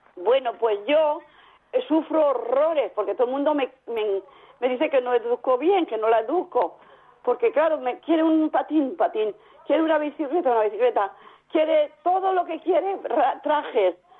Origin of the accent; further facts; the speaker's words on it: Cuenca, Castilla-La Mancha, Spain; now in Valencia, Spain; soy de Cuenca, pero vivo en Valencia.